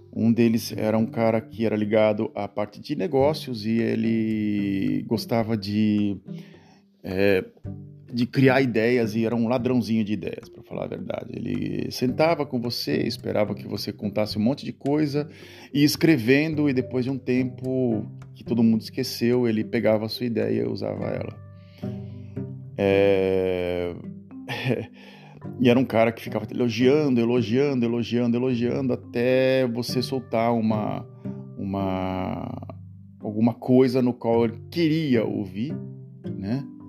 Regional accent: Santos, São Paulo, Brazil; moved away as an adult; now in Netherlands; é lá na, na cidade de Santos, onde eu nasci

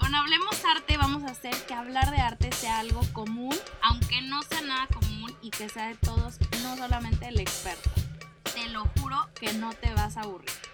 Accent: Monterrey, Nuevo León, Mexico; No soy francesa, ustedes ya lo saben, soy regia, arriba del norte

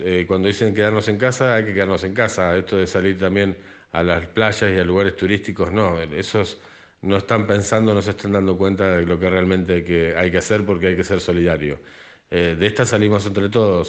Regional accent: Argentina; now in Spain

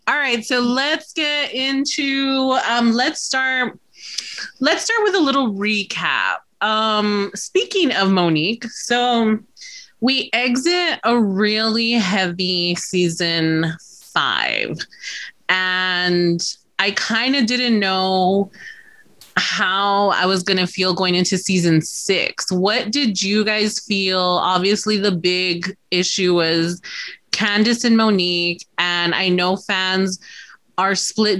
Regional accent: Texas, United States; As a Texan, I'm a vegetarian.

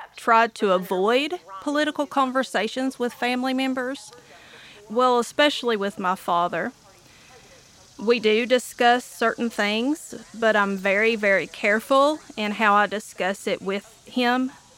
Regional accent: Eastern Kentucky, United States; I am an Appalachian or Eastern Kentuckian and I live in Whitesburg, Kentucky

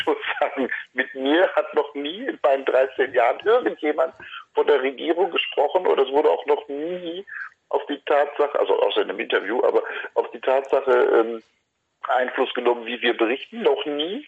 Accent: Hagen, North Rhine-Westphalia, Germany; in Hagen, in meiner Heimatstadt

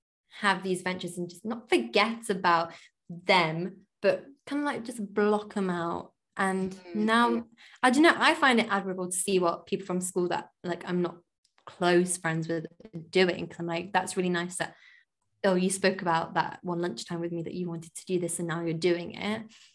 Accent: India; now in London, United Kingdom; So I'm Indian and my religion is Hindu.

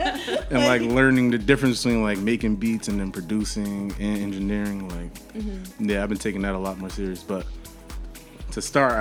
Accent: Union, United States; I'm from Union

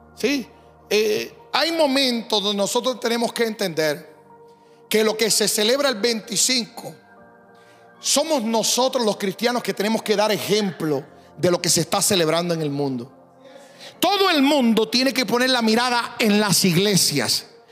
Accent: Puerto Rico; also born or lived in Decíamos allá en mi país; now in St. Louis, United States

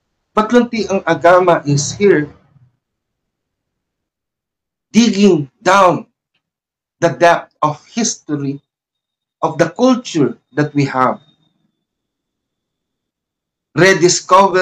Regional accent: Philippines; English is a second language; we are known to be a Filipino

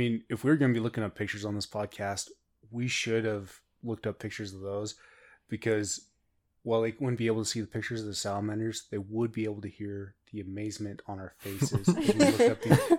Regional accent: Ireland; We're from Ireland, so we don't know what that is.

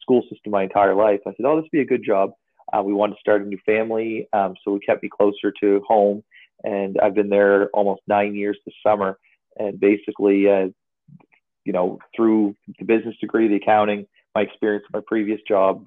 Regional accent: North Kentville, Nova Scotia, Canada; I'm from North Kentville, Nova Scotia. Basically grew up in the Valley

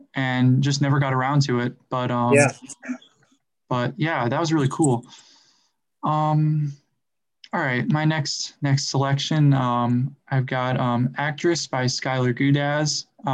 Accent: Raleigh, North Carolina, United States; I'm from the Raleigh area

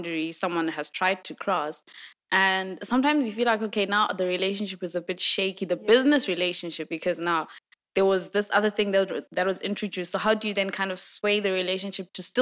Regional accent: Eswatini; I'm from Swaziland

